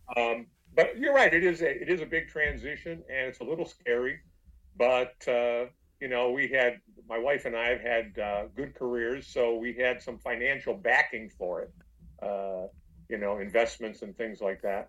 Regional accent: Detroit, Michigan, United States; I'm from Detroit

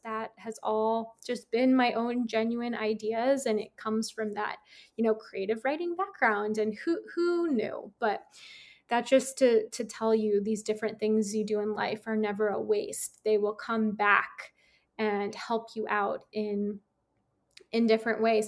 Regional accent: San Francisco, California, United States; moved away; I'm from San Francisco

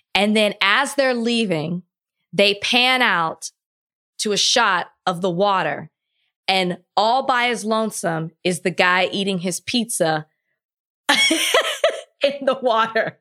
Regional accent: Texas, United States; I'm from Texas

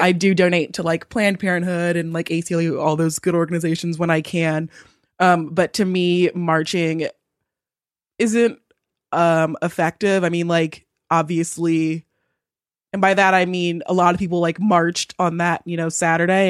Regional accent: Southern California, United States; I was born and raised in Southern California.

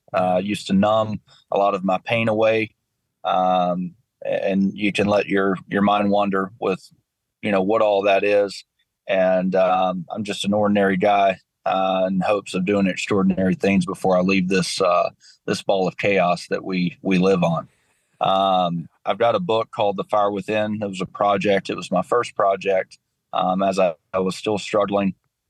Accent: West Monroe, Louisiana, United States; Yeah. So, born and raised in West Monroe, Louisiana, joined the Army at 17

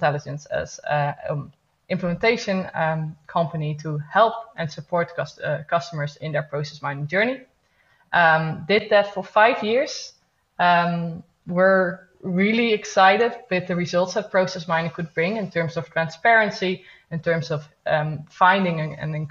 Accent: Netherlands; also born or lived in Eindhoven; I'm from the Netherlands, living in Eindhoven.

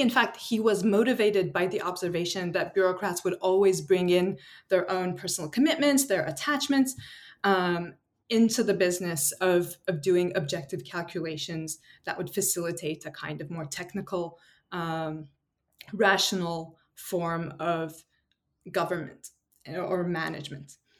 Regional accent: Istanbul, Turkey; moved away as an adult; also born or lived in United States / Oxford, United Kingdom; now in San Diego, United States; I'm originally from Istanbul, Turkey.

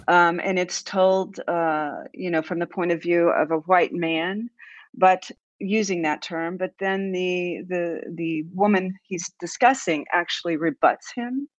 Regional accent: United States; I will speak as an American

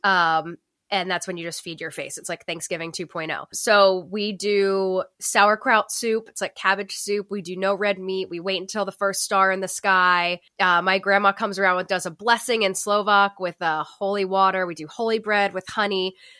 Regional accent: Northeast, United States; moved away; we're from the Northeast

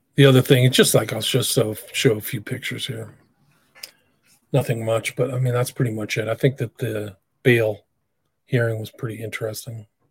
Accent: Long Island, New York, United States; born and raised on Long Island.

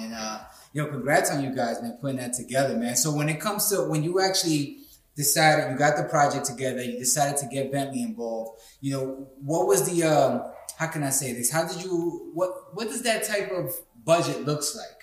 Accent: New York City, New York, United States; I grew up in the Bronx

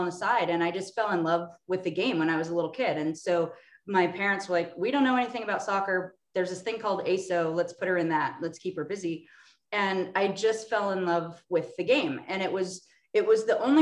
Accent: Orange County, Southern California, United States; I'm from Orange County, Southern California, Disneyland area

